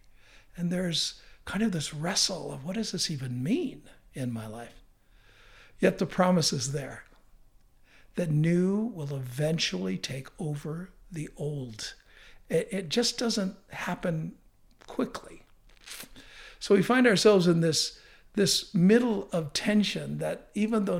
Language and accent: English; United States; I'm an American